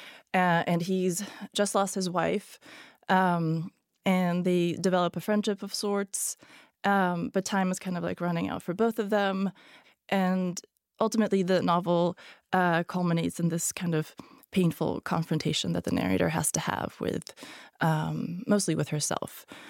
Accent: Sweden; first language Hungarian; English is a second language; also born or lived in Hungary; born in Hungary, but I grew up in Sweden

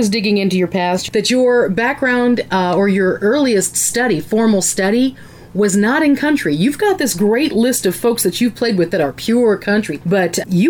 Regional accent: Ohio, United States; I'm from Ohio, where we know football and corn.

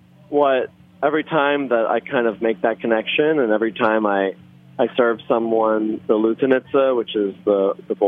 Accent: Philadelphia, Pennsylvania, United States; born or raised there; English is a second language; also born or lived in Israel; now in New Orleans, United States

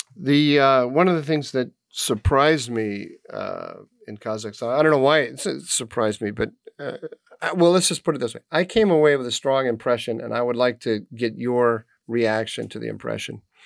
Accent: United States; I'm an American

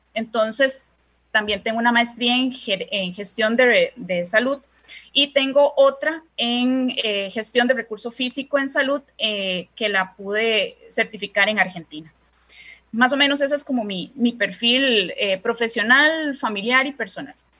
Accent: San José, Costa Rica; soy costarricense, primeramente, ¿verdad? Y nací en el Hospital México

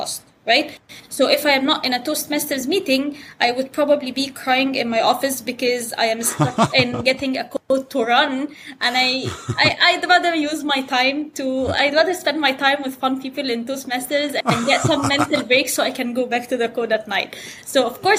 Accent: Cairo, Cairo Governorate, Egypt; first language Arabic; English is a second language; moved away as an adult; also born or lived in Saudi Arabia; now in United States; I was born in Saudi Arabia, actually. But I am Egyptian citizen. I grew up in Egypt. This is where I went to school. This is where I did everything. This is where my friends are. My family's from Cairo. Our home is in Cairo. I went to school in Cairo

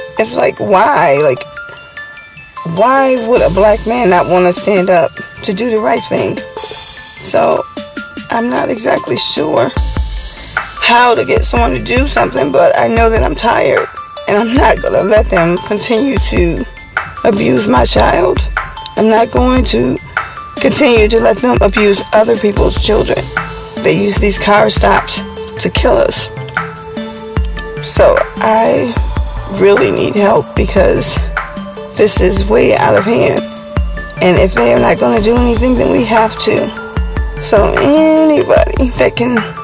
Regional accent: Buffalo, New York, United States; I'm from Buffalo, New York

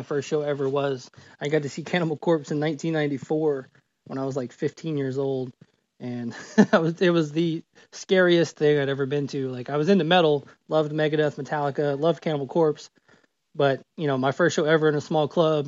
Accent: Nashville, Tennessee, United States; from the outskirts of Nashville.

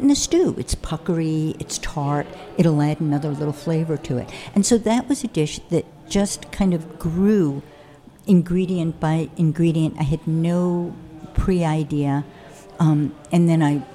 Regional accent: New York, United States; also born or lived in Paris / Connecticut; I grew up in New York

